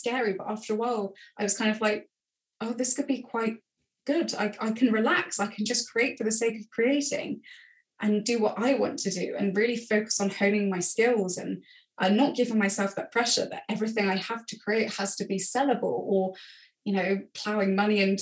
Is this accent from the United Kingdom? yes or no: yes; England, United Kingdom; being English